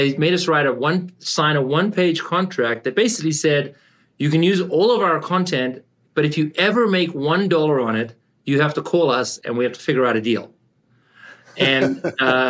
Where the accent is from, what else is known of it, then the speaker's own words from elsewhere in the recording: South Africa; moved away as an adult; also born or lived in Canada / California; I grew up in South Africa and I came to Canada to study